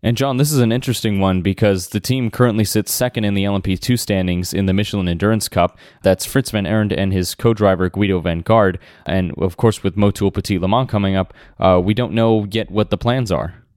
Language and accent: English; United States; as an American